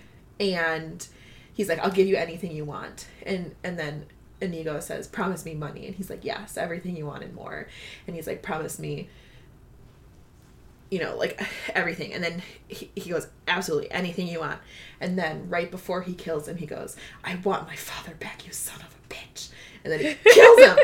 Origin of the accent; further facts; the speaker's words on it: Midwest, United States; I'm from the Midwest